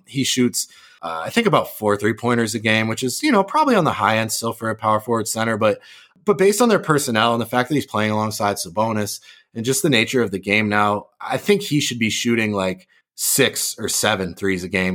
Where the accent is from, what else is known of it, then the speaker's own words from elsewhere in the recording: Massachusetts, United States; moved away as an adult; also born or lived in Los Angeles; I grew up in Massachusetts